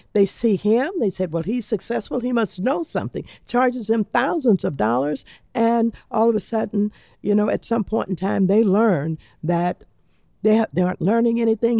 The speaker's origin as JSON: {"language": "English", "town": "Los Angeles", "region": "California", "country": "United States", "said": "I come from Los Angeles"}